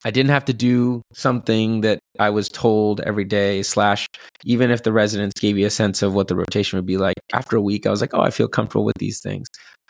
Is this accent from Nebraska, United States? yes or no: no; Bellevue, Washington, United States; moved away as an adult; I grew up in Bellevue